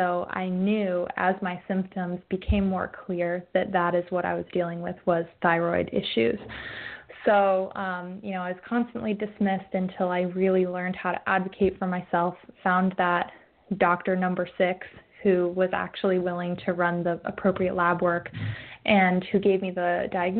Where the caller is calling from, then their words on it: Oregon, United States; I'm calling in from the northern end of the Willamette Valley in Oregon, where we have our first cloudy day in, I don't know, 3 months.